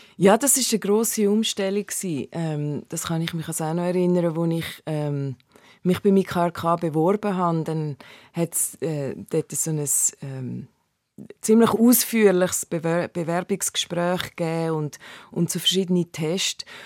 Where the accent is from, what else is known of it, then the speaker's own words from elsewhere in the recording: Hünenberg, Zug, Switzerland; moved away as an adult; also born or lived in Canton of Solothurn / Timor; now in New York, United States; ich bin aufgewachsen in, im Kanton Zug in Hüneberg